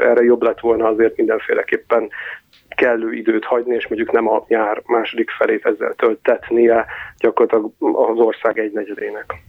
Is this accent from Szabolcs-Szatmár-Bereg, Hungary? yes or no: yes; Nyíregyháza, Szabolcs-Szatmár-Bereg, Hungary; also born or lived in Budapest; now in Western Hungary; Nyíregyházáról származom, és most Nyugat-Magyarországon élek